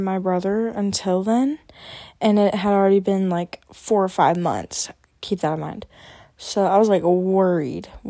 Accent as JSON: {"language": "English", "region": "Arkansas", "country": "United States", "said": "I am from Arkansas, and my family is originally from Michigan, and my mom's side of the family is originally from Minnesota"}